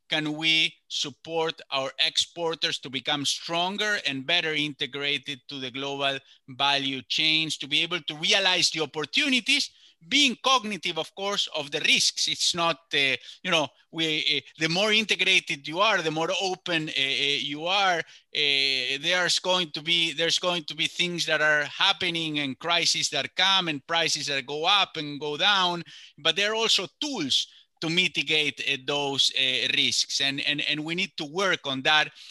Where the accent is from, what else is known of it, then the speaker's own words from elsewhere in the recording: Córdoba, Argentina; I myself grew up in the middle of the country in a province called Córdoba